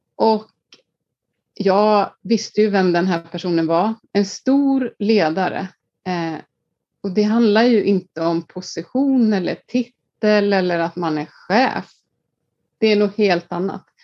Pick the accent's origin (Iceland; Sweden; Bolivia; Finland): Iceland; moved away; jag är född och uppvuxen på Island